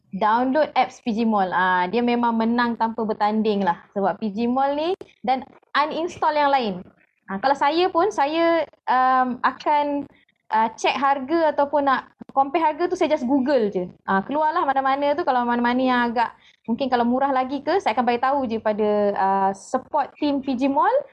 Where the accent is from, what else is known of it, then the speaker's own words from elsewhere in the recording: Pasir Mas, Kelantan, Malaysia; now in Hulu Selangor, Malaysia; saya asal Kelantan di uh, Pasir Mas selalu tapi sekarang tinggal di Hulu Selangor